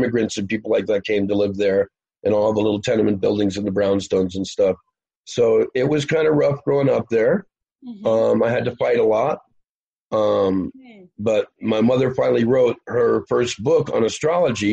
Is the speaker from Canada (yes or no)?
no; New York City, New York, United States; moved away as an adult; also born or lived in Colorado / California / Hawaii; we grew up in New York. It was kind of rough